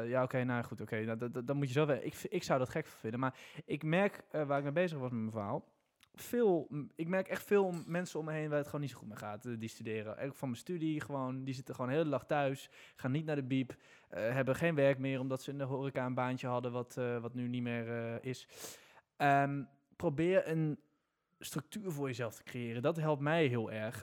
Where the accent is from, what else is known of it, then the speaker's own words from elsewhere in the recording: Netherlands; wij als Nederlanders